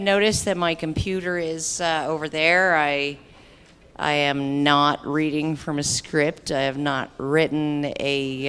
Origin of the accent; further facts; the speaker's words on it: Canada; as a Canadian